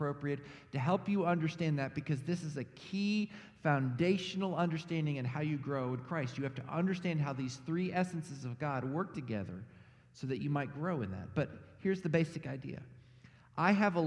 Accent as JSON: {"language": "English", "region": "Texas", "country": "United States", "tie": "born or raised there", "moved": "yes", "said": "I grew up in Texas, which is not technically the South"}